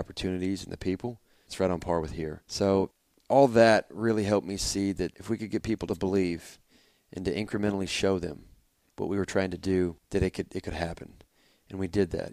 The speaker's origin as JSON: {"language": "English", "town": "Auburn", "region": "Indiana", "country": "United States", "tie": "born or raised there", "also_born_or_lived": "Fort Wayne, Indiana", "said": "I'm from Fort Wayne, Indiana originally. Grew up for the first, mm, twelve years or so in Auburn, Indiana, just a little north of Fort Wayne"}